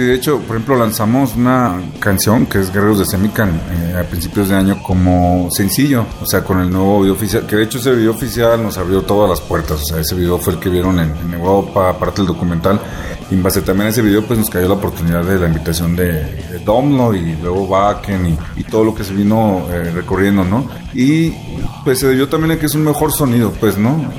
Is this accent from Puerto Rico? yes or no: no; Mexico; somos mexicanos